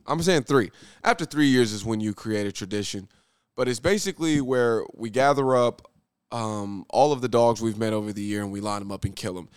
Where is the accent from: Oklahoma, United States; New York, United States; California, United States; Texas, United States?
Oklahoma, United States; Muskogee; in Muskogee, in my hometown